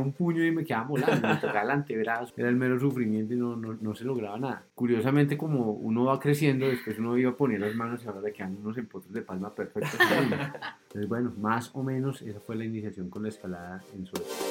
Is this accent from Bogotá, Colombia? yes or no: no; between Suesca and Sesquilé, Cundinamarca, Colombia; also born or lived in Zipaquirá; toda la vida crecí eh, en una vereda que está entre Suezca y Sesquilé